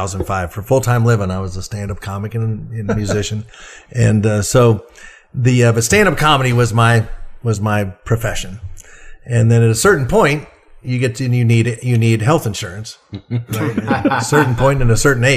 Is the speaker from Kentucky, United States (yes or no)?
yes; Kentucky, United States; growing up in Kentucky